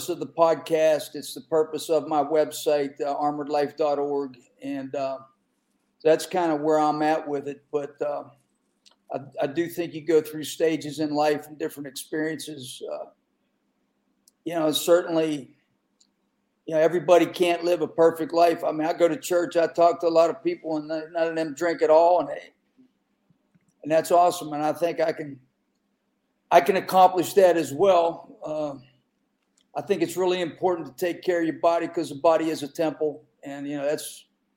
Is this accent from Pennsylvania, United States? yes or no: yes; Western Pennsylvania, United States; I grew up in Western Pennsylvania, and, you know, it's coal mining